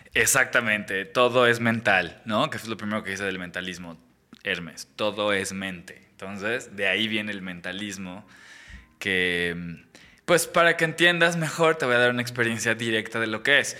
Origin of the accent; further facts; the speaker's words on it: Mexico; una carrera de mago en México